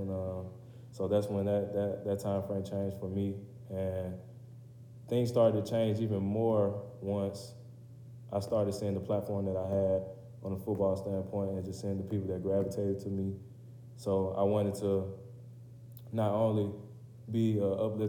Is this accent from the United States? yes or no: yes; Riverdale, Georgia, United States; moved away as an adult; now in Kentucky, United States; I'm from Atlanta, Georgia. And if you're familiar with that area, then I'm from Clayton County. To be more specific, from Riverdale, Georgia.